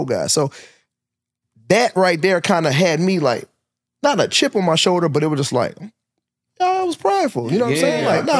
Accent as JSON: {"language": "English", "town": "Syracuse", "region": "New York", "country": "United States", "tie": "born or raised there", "moved": "yes", "lives_now": "Atlanta, United States", "said": "So I'm from Syracuse, New York, originally, upstate New York. And I'm an 80s baby, you know what I'm saying? Yeah. So I grew up in that, like, 80s, 90s, crack era."}